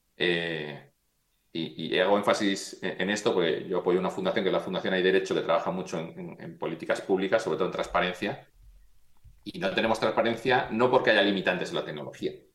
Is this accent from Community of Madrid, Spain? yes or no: yes; Madrid, Community of Madrid, Spain; also born or lived in Pontevedra; yo, mi familia es de Galicia, yo nací en Madrid